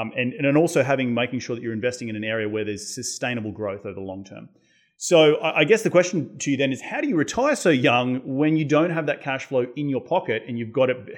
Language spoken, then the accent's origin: English; Australia; now in United States; growing up in Australia